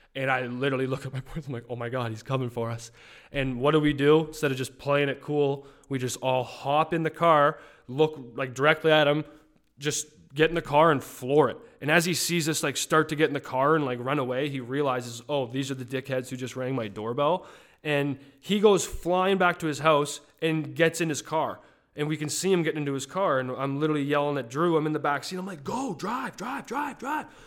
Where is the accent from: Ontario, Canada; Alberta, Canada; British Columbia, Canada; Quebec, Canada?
Alberta, Canada; Calgary; moved away; I grew up in the Saint Andrews Heights region of Calgary